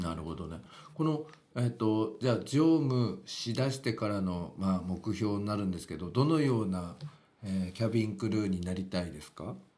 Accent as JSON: {"language": "Japanese", "region": "western Ibaraki", "country": "Japan", "accent": "Ibaraki Kensei dialect", "said": "俺は本当は県西地区でなまってんだよ 茨城の県西地区なんだよ俺は本当は"}